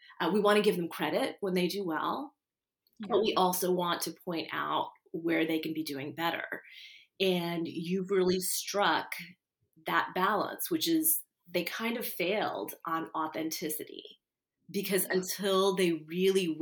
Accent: Houston, Texas, United States; I'm from Houston

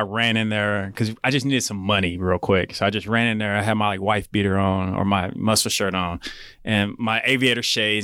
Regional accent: Edmond, Oklahoma, United States; growing up in Edmond, and I'm glad it happened at such a young age

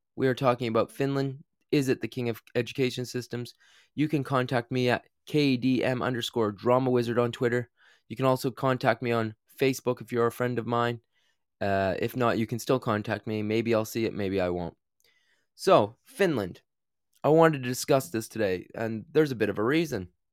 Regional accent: New Brunswick, Canada; I grew up in Canada

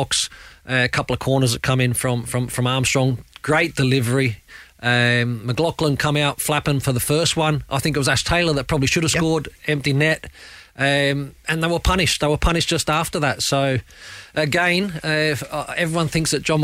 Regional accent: Australia; I'm Australian

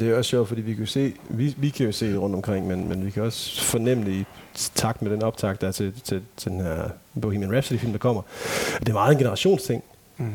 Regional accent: Ikast, Central Denmark Region, Denmark; jeg voksede op med de live-koncerter, jeg tog til, det var sådan, sådan akustiske ting i sådan et kulturhus i Ikast, hvor jeg kommer fra

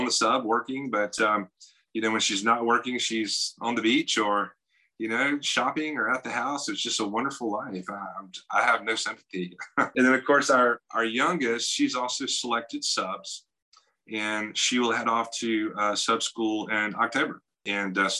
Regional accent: the South, United States; I'm a Southern writer. I'm from the South.

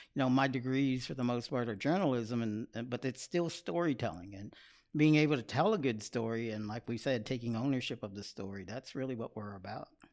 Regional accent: Austin, Texas, United States; now in Buda, United States; I am a native of Austin, Texas.

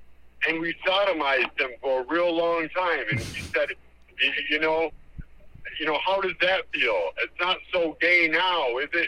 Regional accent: New Jersey, United States; when I used to live in, I grew up in New Jersey.

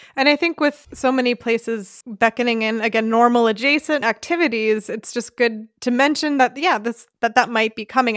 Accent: United States; now in Germany; my family and my home country

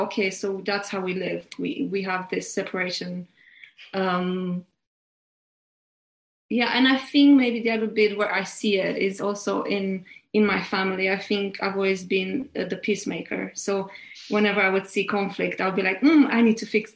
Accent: Romania; moved away as an adult; now in United Kingdom; growing up in Romania

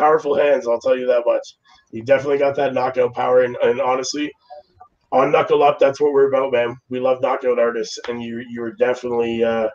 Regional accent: Toronto, Ontario, Canada

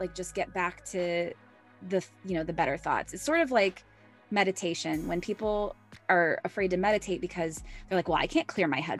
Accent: United States; as an American woman

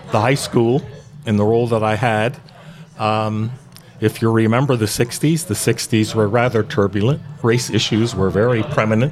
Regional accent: West Chester, Pennsylvania, United States; also born or lived in Pottstown, Pennsylvania; when I was growing up in Westchester, where I was born and raised

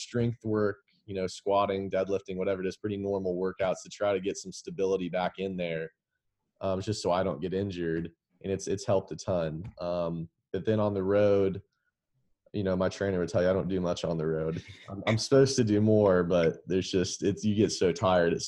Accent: Dallas, Texas, United States; also born or lived in Lexington, Kentucky / West Palm Beach, Florida; We grew up in Dallas together.

